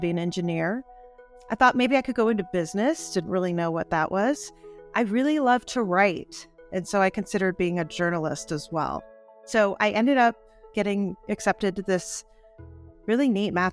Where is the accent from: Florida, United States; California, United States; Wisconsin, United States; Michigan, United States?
Wisconsin, United States; Milwaukee; now in Santa Fe, United States; I was born in Milwaukee, pretty traditional childhood, you know, two parents, one or two kids